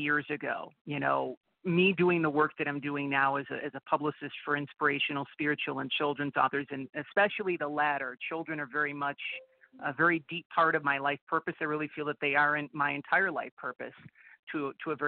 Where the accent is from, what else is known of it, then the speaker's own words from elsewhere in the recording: Buffalo, New York, United States; Born and raised, yes. Buffalo